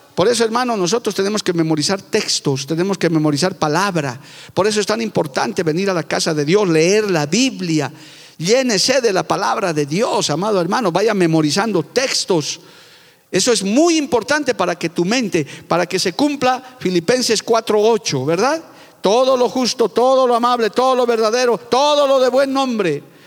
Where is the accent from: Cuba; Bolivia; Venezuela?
Bolivia; mi país está mal. Nuestro país